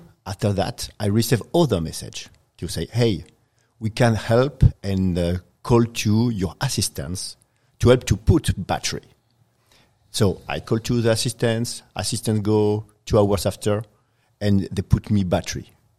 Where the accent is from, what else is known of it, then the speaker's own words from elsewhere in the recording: Paris, Île-de-France, France; now in Chile; I'm from France.